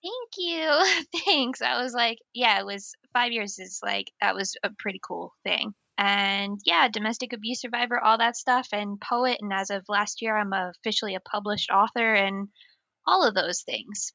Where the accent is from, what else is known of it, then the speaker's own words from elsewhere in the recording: United States; accent: American; moved away as an adult; now in North East England, United Kingdom; I am an American transplant also living in the northeast of England.